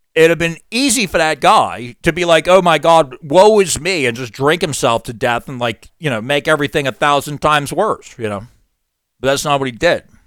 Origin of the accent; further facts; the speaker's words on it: Long Island, New York, United States; the upper middle class suburban neighborhood where I grew up on Long Island